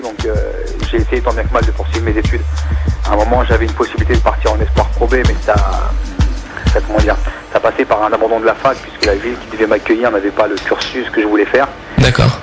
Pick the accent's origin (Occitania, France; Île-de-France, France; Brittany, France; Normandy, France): Île-de-France, France; Yvelines; also born or lived in Saint-Omer, Hauts-de-France; j'ai commencé à dans les Yvelines, dans la région euh, où je suis issu.